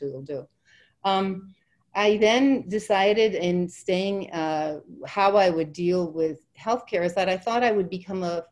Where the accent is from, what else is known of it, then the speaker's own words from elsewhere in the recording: Ireland; I'm Irish